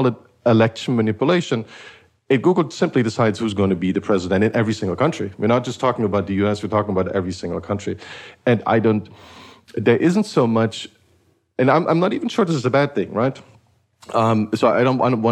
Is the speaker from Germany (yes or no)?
yes; Eastern Germany, East Germany, Germany; I grew up in Eastern Germany